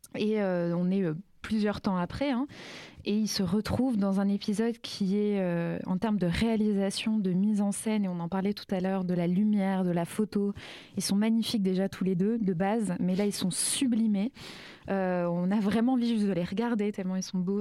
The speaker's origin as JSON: {"language": "French", "country": "France", "said": "je suis française et blanche"}